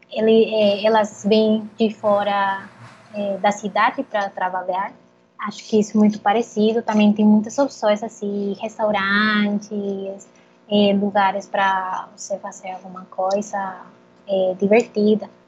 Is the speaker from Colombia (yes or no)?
yes; Bogotá, Colombia; Portuguese is a second language; moved away as an adult; also born or lived in Netherlands; now in Brazil; Então, eu sou colombiana. Eh, eu estou morando no Brasil há um ano Bom, eu, eu vim aqui é, porque eu estava morando